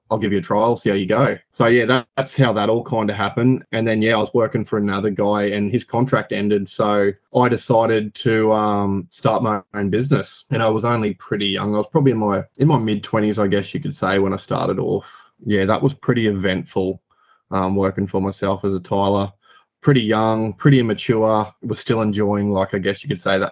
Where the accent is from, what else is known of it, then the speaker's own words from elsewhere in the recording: Rockhampton, Queensland, Australia; born and bred in Rockhampton, lived here my whole life.